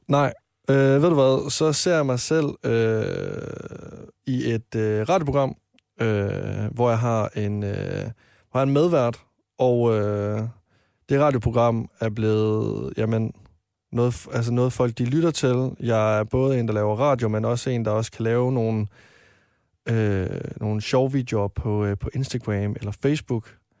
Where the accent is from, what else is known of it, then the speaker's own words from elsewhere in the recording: Varde, Southern Denmark, Denmark; moved away as an adult; now in Copenhagen, Denmark; jeg var med i en drengegruppe hjemme i Varde